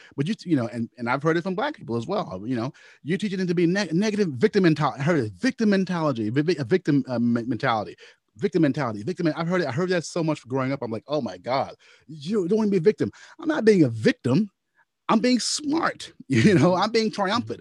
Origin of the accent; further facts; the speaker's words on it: Louisville, Kentucky, United States; my hometown, Louisville